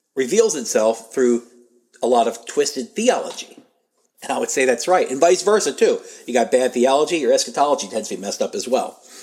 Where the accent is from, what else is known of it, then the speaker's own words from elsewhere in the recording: United States; As an American, as a Christian